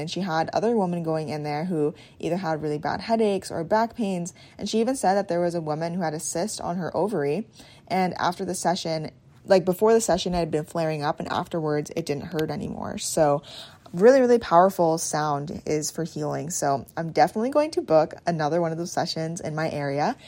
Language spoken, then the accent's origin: English; Swan Lake First Nation, Manitoba, Canada; I'm Bear Clan from Swan Lake First Nation, Treaty One Territory